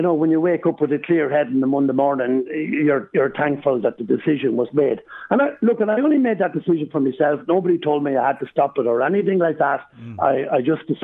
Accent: Ireland; moved away; I was born in Rathmullen

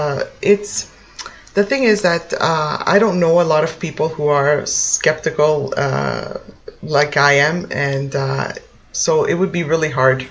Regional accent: Toronto, Ontario, Canada; moved away as an adult; now in Italy; I was born in Canada. I'm from Toronto, let's say, the Toronto area.

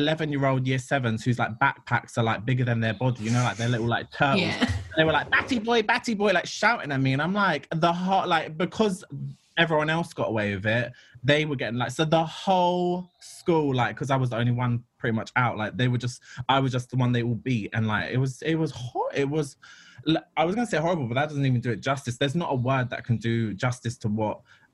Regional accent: London, United Kingdom; I grew up in London. I'm from Ladbroke Grove

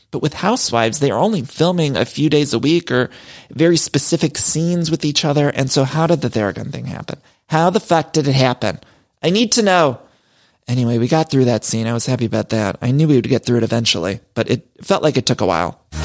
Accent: Solon, Ohio, United States; growing up in Ohio, but back in Seoul in Ohio, my hometown, they had a place called Dress Barn.

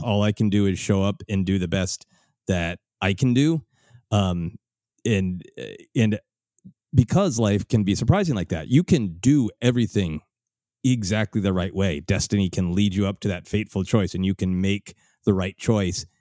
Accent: Minneapolis, Minnesota, United States; now in Los Angeles, United States; my hometown of Minneapolis

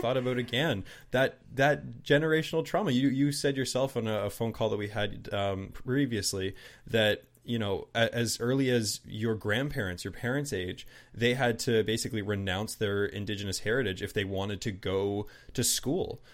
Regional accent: southern New Brunswick, Canada; also born or lived in Toronto; But I'm Canadian

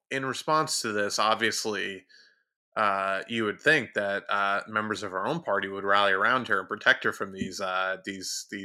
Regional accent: United States; somebody who supports Donald Trump's ideology just because I'm an American.

